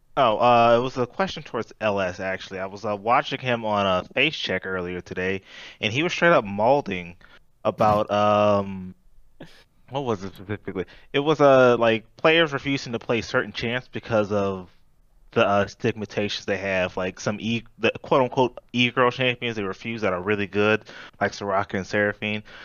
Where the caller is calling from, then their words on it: Chattanooga, Tennessee, United States; calling from Chattanooga, Tennessee.